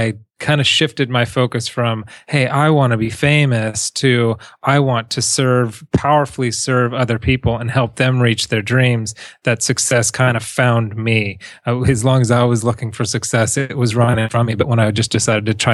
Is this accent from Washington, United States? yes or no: no; Huntington Beach, California, United States; also born or lived in South America; I grew up in Huntington Beach